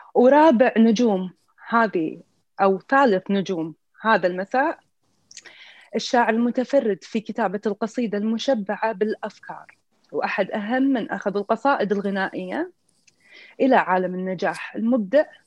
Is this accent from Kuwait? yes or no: yes; Kuwait; من الكويت